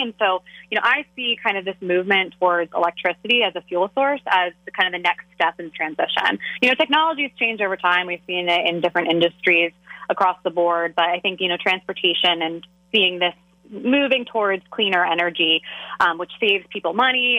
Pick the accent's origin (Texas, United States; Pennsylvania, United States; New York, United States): Pennsylvania, United States; Philadelphia; I'm from the Philly region